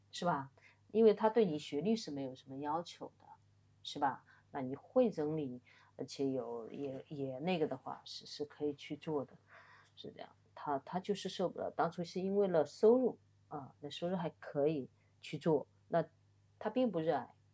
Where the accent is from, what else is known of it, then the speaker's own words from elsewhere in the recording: Wenzhou, Zhejiang, China; now in Shanghai, China; 这个跟我的那个出生也有关系，就是我嗯。们浙江的话基本上以做生意为主